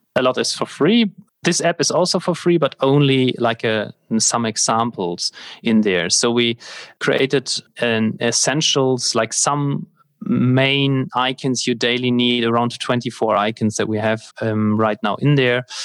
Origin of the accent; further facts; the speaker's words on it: Germany; the fire brigade in my hometown here